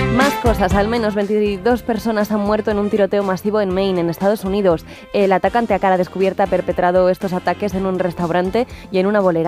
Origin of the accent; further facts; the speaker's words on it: Madrid, Community of Madrid, Spain; yo soy de Madrid